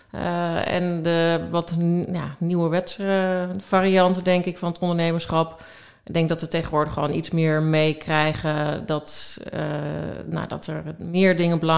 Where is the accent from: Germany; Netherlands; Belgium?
Netherlands; Hengelo, Overijssel; moved away as an adult; also born or lived in Pijnacker; now in Amsterdam, Netherlands; Nee, nee dat eh, heb ik vrij snel wel afgeleerd. Eh, hmm. Want ik ben na mijn middelbare school als wie mhm. de ga naar Amsterdam verhuisd.